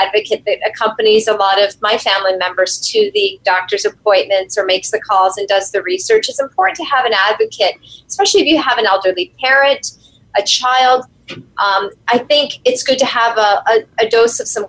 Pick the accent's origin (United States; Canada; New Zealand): Canada; I'm Canadian